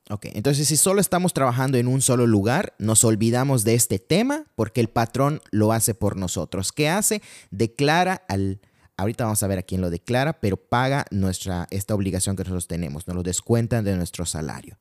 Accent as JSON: {"language": "Spanish", "country": "Mexico"}